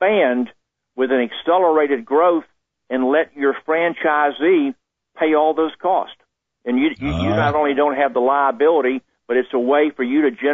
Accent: Jacksonville, Florida, United States; I grew up in Jacksonville, Florida

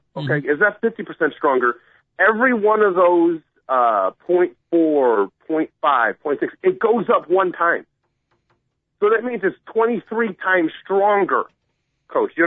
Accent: Chicago, Illinois, United States; moved away as an adult; now in Aurora, United States; I'm a Chicagoan. I've always, you know, grew up in the city, lived in the city, and all of a sudden I'm thrown out here in the suburbs

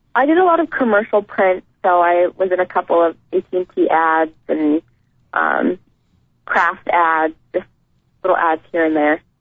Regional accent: El Dorado Hills, California, United States; moved away; I grew up in El Dorado Hills, and that's near Folsom

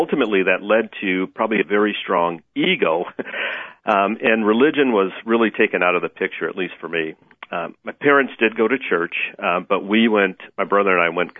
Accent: Chicago, Illinois, United States; originally I'm from Chicago. That's where I was born and raised.

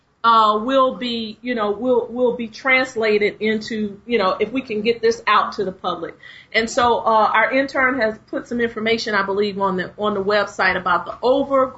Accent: Chicago, Illinois, United States; When I was growing up in Chicago

